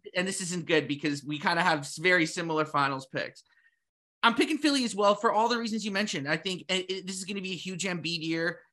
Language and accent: English; Toronto, Ontario, Canada; we're from Toronto